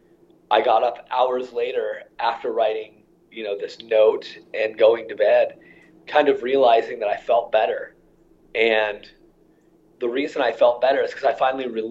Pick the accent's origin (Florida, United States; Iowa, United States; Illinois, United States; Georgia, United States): Iowa, United States; my childhood is really a pretty typical Midwest childhood in terms of, you know, I grew up in Iowa